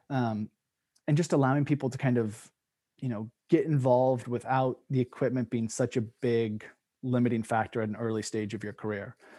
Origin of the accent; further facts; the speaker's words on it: Oregon, United States; I grew up in Oregon, which has a huge cyclocross scene